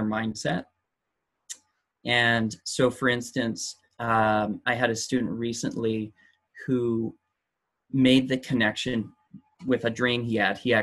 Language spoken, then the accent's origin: English; near Vancouver, British Columbia, Canada; also born or lived in Chile; We're living just outside Vancouver right now. During COVID, we returned to my hometown, which is close to the metropolitan area